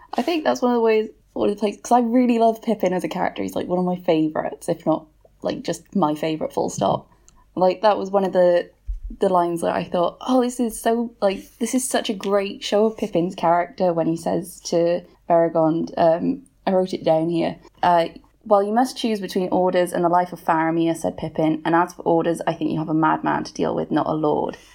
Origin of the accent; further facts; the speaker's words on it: Wales, United Kingdom; I'm Welsh